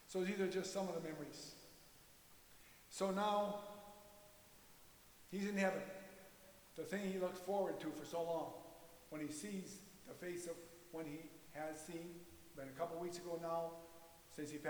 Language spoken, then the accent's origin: English; Valley City, United States; my earliest memories of Kermit as we grew up in Valley City, the outstanding thing that I remember is his spiritual life.